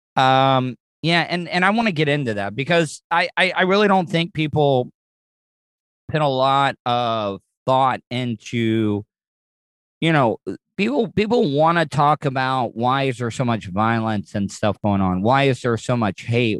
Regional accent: United States; a dumb American

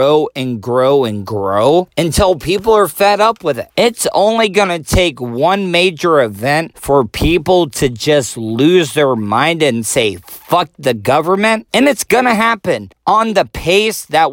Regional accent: United States

